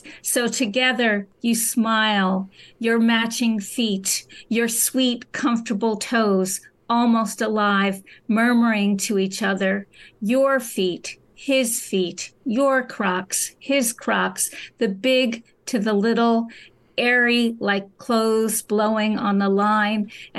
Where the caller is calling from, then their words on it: New York City, New York, United States; New York City.